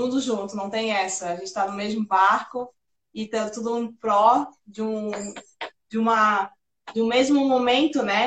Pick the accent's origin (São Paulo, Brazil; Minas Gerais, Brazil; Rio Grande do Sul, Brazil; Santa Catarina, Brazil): Santa Catarina, Brazil; Florianópolis; Eu nasci, eu, eu sou do Morro da Caixa